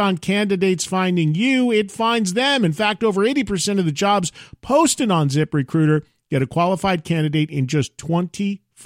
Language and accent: English; New Jersey, United States; a fellow Jersey brother